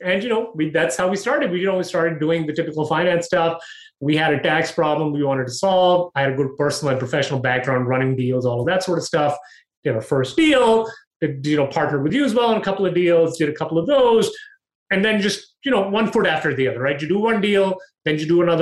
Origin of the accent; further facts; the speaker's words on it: Pakistan; also born or lived in Dubai, United Arab Emirates / Toronto, Canada / Calgary, Canada; now in United States; I was born in Dubai. I grew up in Pakistan